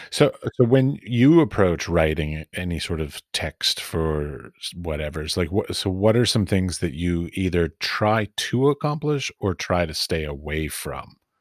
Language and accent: English; United States; moved away; I come from America